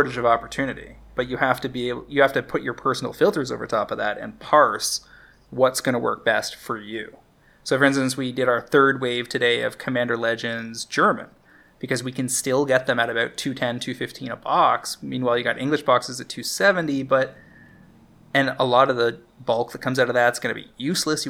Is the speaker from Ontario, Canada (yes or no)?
no; Alberta and British Columbia, Canada; now in Toronto, Canada; I grew up in Alberta and BC when I was in junior high and high school.